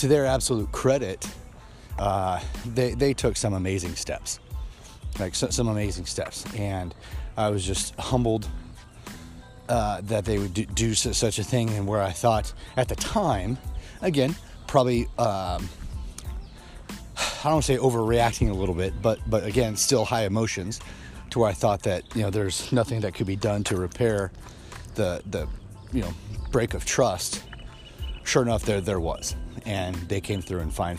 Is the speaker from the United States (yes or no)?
yes; Kansas City, Missouri, United States; where I grew up in Kansas City, Missouri